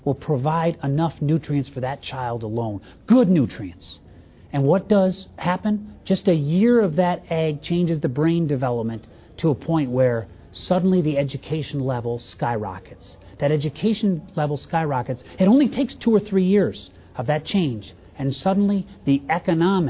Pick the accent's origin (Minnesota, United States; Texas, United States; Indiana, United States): Indiana, United States; also born or lived in a U.S. farm in the Northeast; I'm from Indiana